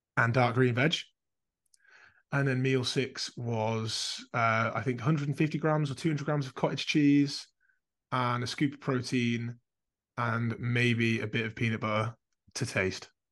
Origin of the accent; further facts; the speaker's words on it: Carlisle, North West England, United Kingdom; now in Calderdale, United Kingdom; I grew up in Carlisle